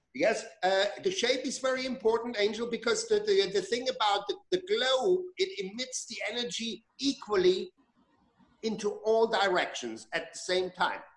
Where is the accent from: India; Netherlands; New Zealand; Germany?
Germany; moved away as an adult; I grew up in Germany. I was born in Germany. I spent the first 20 years of my life there